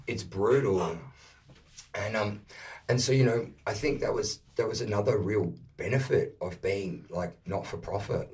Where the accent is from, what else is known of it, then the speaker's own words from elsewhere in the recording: Perth, Western Australia, Australia; now in Melbourne, Australia; I grew up in Perth when I made the move from Perth to Melbourne